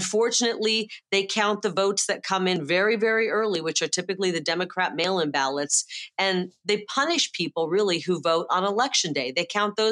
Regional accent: Midwest, United States; now in Arizona, United States; I'm from the Midwest

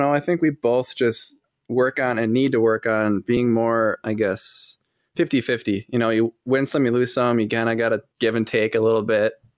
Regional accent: Fond du Lac, Wisconsin, United States; I'm from Fond du Lac, Wisconsin.

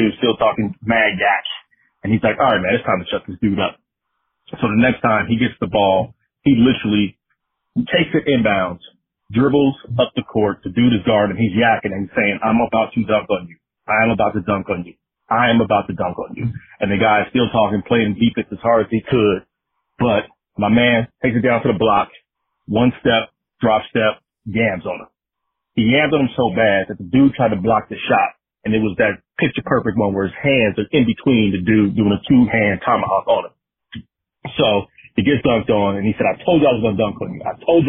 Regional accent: Pomona, California, United States; But I grew up in Pomona, California, and this is back in the mid-90s

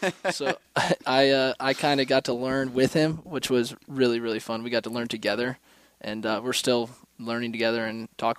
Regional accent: Orlando, Florida, United States; I grew up in Orlando, Florida, went to Dr. Phillips High School

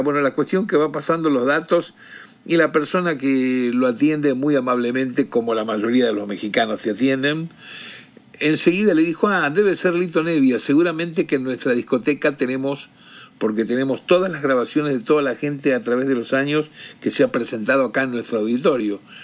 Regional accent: Rosario, Santa Fe, Argentina; un gran amigo de Rosario, de donde yo soy

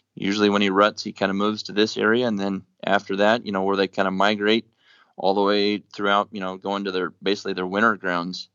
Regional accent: Nebraska, United States; moved away as an adult; now in Colorado, United States; I grew up in Nebraska, so whitetail was really, you know, I guess the extent of what I hunted up until I moved to Colorado, um, after college

